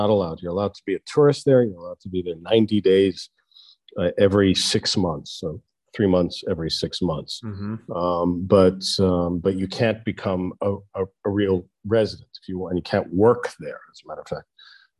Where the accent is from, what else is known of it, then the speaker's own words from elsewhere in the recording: Canada; also born or lived in United States / Israel; I was born in the States, and my parents just took me as a five-year-old to Israel, and I got citizenship in Israel. And then they took me as a 10-year-old to Canada, and so I got Canadian citizenship.